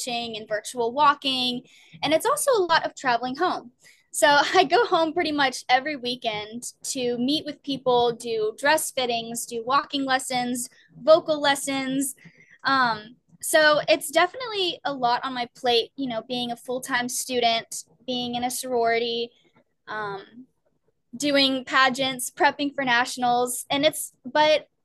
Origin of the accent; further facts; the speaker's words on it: Germantown, Tennessee, United States; now in Maryland, United States; my hometown, which I'm from Germantown, Tennessee